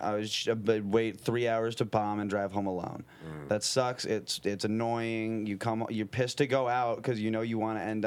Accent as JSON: {"language": "English", "town": "St. Clair Shores", "region": "Michigan", "country": "United States", "tie": "born or raised there", "moved": "as an adult", "lives_now": "San Diego, United States", "said": "I grew up in, like, St. Clair Shores."}